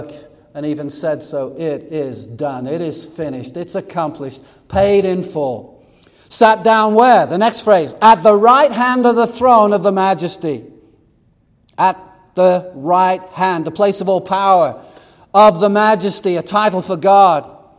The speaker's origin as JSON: {"language": "English", "country": "United States", "said": "we're American"}